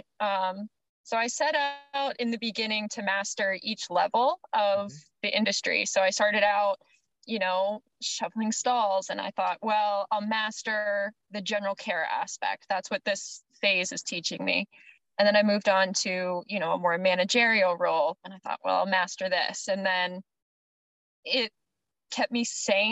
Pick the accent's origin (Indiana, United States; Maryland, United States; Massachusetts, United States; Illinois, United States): Maryland, United States; I'm from Maryland, and it's pretty cushy there